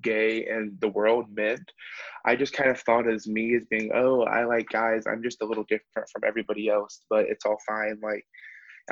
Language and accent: English; Nashville, Tennessee, United States; I'm from Nashville, Tennessee